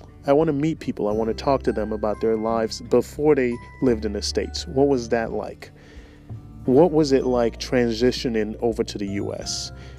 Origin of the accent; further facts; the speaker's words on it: Sierra Leone; English is a second language; now in Texas, United States; I'm from West Africa. Originally, I'm from Sierra Leone. And English is my second language. Believe it or not, I used to have an accent when I moved to the U.S., but I lost it by moving to Texas.